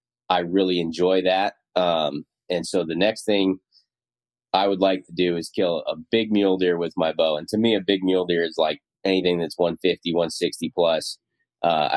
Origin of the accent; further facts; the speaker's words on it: Montana, United States; moved away as an adult; now in Iowa, United States; growing up in Montana